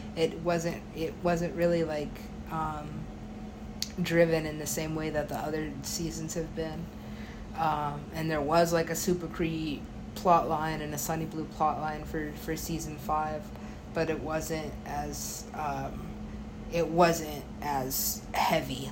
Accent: United States; being an American

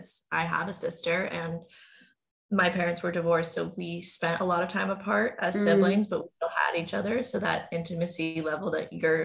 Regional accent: Westchester, New York, United States; We are both from Westchester

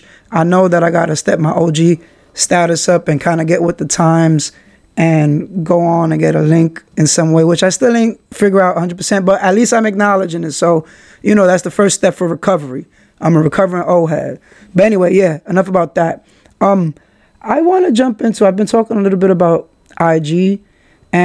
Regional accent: New York City, New York, United States; I'm from Kingsbridge. I shout Kingsbridge out

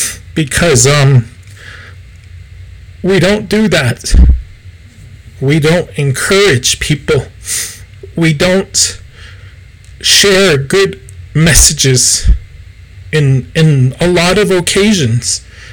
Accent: Gallup, New Mexico, United States; So I grew up in the Gallup ceremonial scene. I've always been involved with Gallup ceremonial.

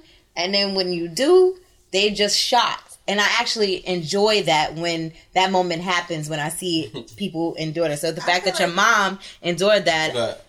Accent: New York City, New York, United States; also born or lived in Long Island; I was born and raised in Brooklyn and I moved to Long Island.

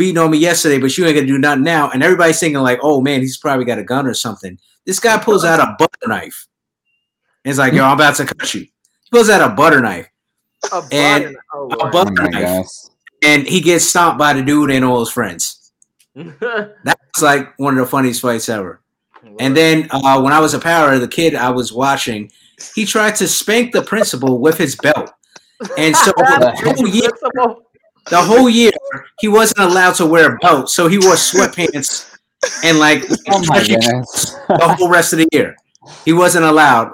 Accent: New York, United States; I'm from New York

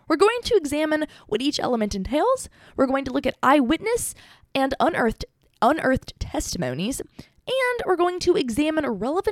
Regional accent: Texas, United States; I'm a Texan

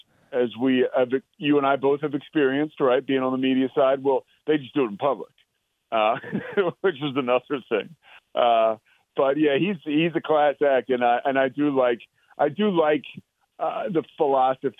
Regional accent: Villanova, Pennsylvania, United States; also born or lived in Richmond, Virginia; now in Waco, United States; I'm a guy from the Northeast. I went to college at the University of Richmond, but I'm a Villanova guy. I grew up in the shadow of the university

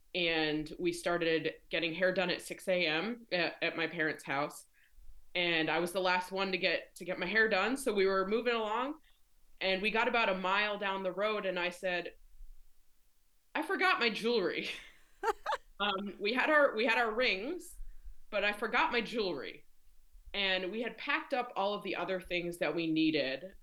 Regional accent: Rhode Island, United States; moved away as an adult; now in Maryland, United States; I live in Maryland. Um, I'm originally from Rhode Island.

